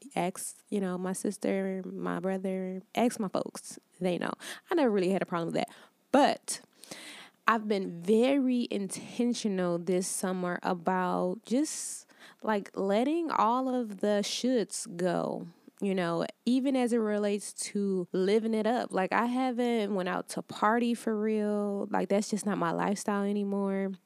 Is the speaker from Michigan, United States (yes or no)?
yes; Detroit, Michigan, United States; moved away as an adult; also born or lived in Atlanta, Georgia; I'm originally from Detroit, Michigan, and for the last six years, I lived in Atlanta